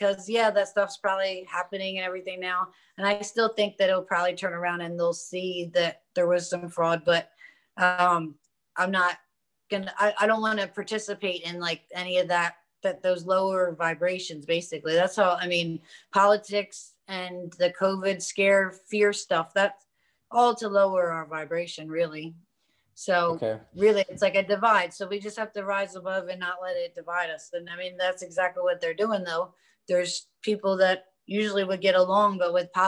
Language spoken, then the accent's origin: English; Delaware, United States; my home state of Delaware